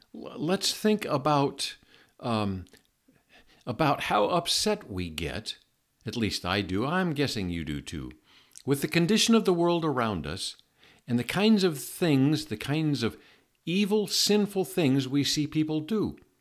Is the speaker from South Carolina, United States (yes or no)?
no; Seattle, Washington, United States; I grew up in Seattle.